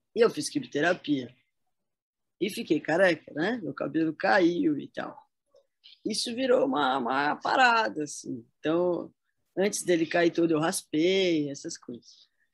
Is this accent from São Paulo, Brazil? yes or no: yes; São José dos Campos, São Paulo, Brazil; Eu nasci em São Paulo, mas eu vim para cá, para São José dos Campos, com um ano de idade, né? E aqui fiquei até os 19, 20.